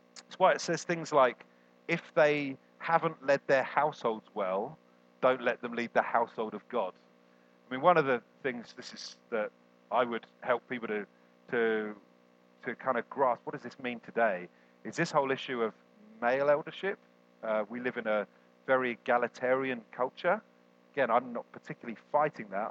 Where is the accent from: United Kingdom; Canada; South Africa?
United Kingdom; We're also British.